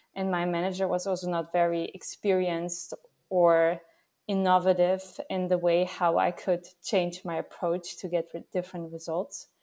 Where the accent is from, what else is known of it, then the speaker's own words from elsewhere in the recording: Vienna, Austria; now in Netherlands; I'm actually from Vienna, from Austria.